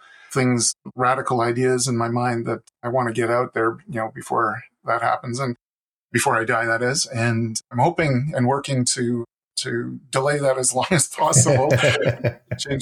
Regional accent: Calgary, Alberta, Canada; also born or lived in Quebec; I was born in Quebec and lived on a farm just close to the U.S. border for almost the first 10 years of my life. And then the family moved out west because the economics were better. And I lived in Calgary for about 35 years.

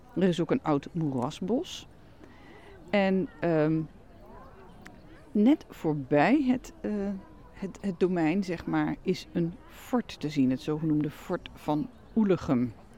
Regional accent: Netherlands; ben ik natuurlijk zelf uit Nederland afkomstig

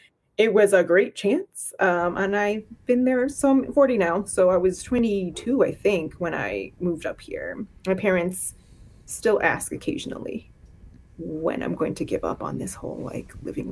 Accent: Miami, Florida, United States; moved away as an adult; now in Lowell, United States; I'm a Floridian. But yeah, I grew up in Miami, Florida, and I fled in my early 20s

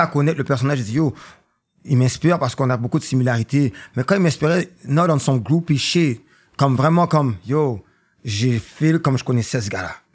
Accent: Montreal, Quebec, Canada; Je viens de la ville, bro. Je viens de Montréal

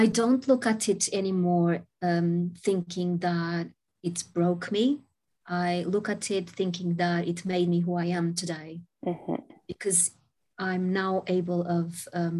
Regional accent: Portugal; I was born in Portugal many, many moons ago

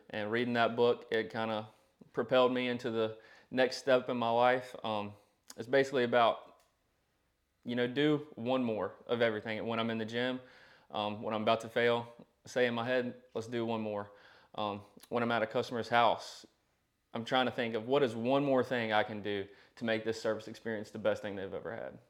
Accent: Danville, Virginia, United States; I was raised in the Danville, Pennsylvania County area.

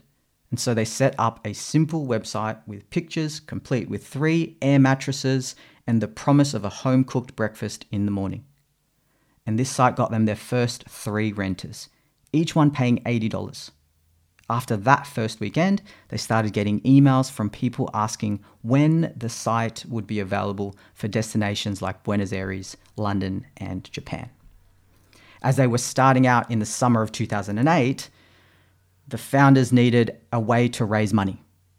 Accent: Philippines; moved away; because I didn't have it and I'd come from the Philippines. And this was due to that cultural heritage as a Filipino, my parents who grew up in that third world country.

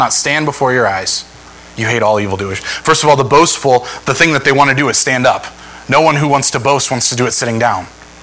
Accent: Northeast Ohio, United States; I'm from Northeast Ohio

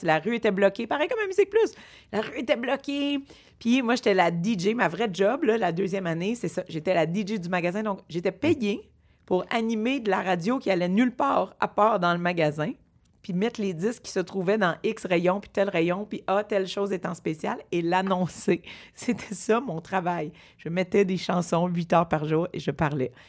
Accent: Montreal, Quebec, Canada; j'ai grandi dans Rosemont

